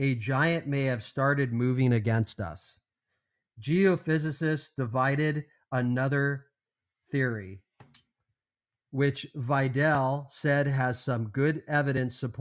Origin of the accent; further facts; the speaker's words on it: Los Angeles, California, United States; now in Arizona, United States; I'm born and raised in Los Angeles and live in Arizona